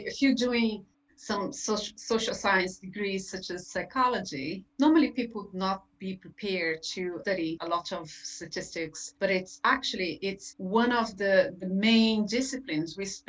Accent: Brazil; English is a second language; moved away as an adult; now in Ireland; I'm originally from Brazil. I had a career as a teacher back in my country. Then when I moved to Ireland, I got a degree in psychology at UCC.

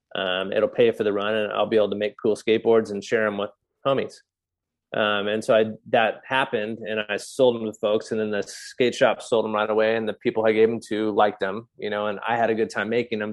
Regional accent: California, United States; moved away as an adult; also born or lived in New England; now in Exeter, United States; I'm a Californian.

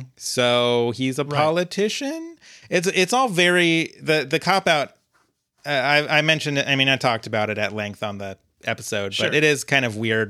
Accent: United Kingdom; And I'm also British, so I can't really comment on how this fit into the American views on queerness at the time.

